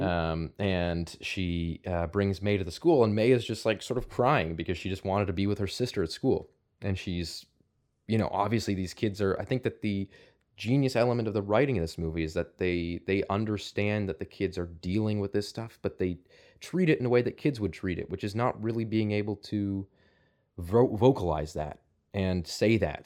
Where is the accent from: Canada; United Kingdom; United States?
Canada; outside of Toronto, Ontario; I grew up outside of Toronto